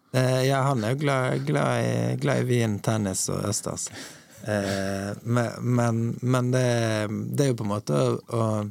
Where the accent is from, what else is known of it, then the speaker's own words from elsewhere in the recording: Bergen, Vestland, Norway; now in Oslo, Norway; Åsane, der, der jeg vokste opp